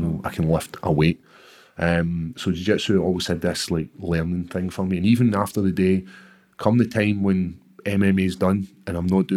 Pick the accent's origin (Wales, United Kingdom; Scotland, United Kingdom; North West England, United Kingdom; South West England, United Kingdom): Scotland, United Kingdom; Airdrie; growing up in Airdrie.